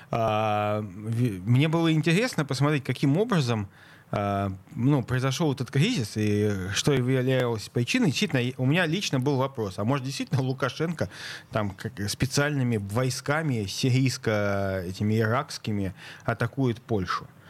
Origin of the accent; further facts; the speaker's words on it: Saint Petersburg, Russia; А я как петербуржец хочу сказать, что так. я вырос в занесенном снегом Ленинграде